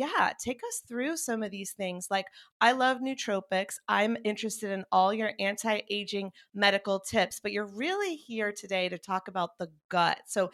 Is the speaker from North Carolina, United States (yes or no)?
yes; North Carolina, United States; now in Los Angeles, United States; And I was coming from North Carolina. I had lost both of my parents to long battles with cancer. I had seen Western medicine fail them. And then I moved